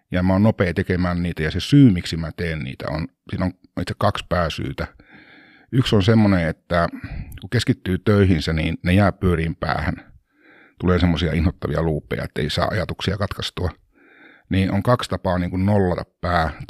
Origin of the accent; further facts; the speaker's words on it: Lappea, Lapland, Finland; Mä oon kotoisin ihan Pohjois-Suomesta tuolta Tuurneodaalin Torniokilaaksosta. Lappean kylä, se on noin 25-30 kilsaa kolarista alaspäin tai siis eteläänpäin.